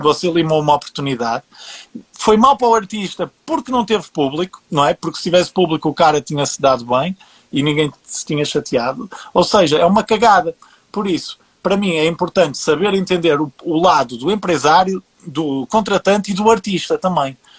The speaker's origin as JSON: {"language": "Portuguese", "country": "Portugal", "said": "eu sendo português, a, a, a, o meu networking aqui acaba por ser mais portugueses"}